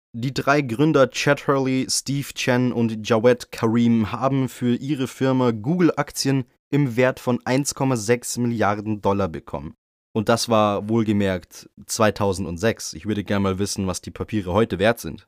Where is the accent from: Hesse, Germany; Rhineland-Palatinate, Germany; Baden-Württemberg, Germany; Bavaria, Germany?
Bavaria, Germany; bei uns in Bayern